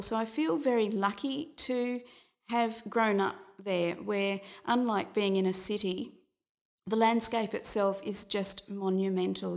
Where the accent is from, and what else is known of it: Carnarvon, Western Australia, Australia; born or raised there; moved away